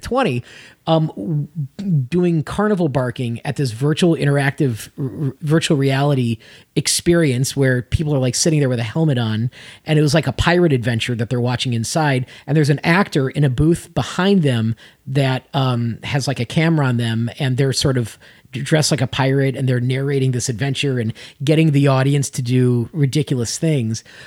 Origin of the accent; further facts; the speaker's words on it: Las Vegas, Nevada, United States; moved away; also born or lived in Chicago; That's actually originally where I'm from before Chicago. I was born in Vegas